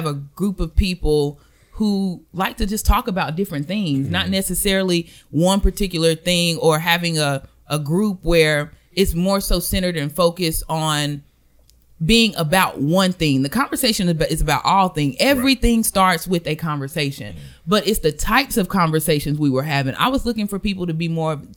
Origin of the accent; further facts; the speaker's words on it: Belmont, North Carolina, United States; I'm from good old Belmont, North Carolina.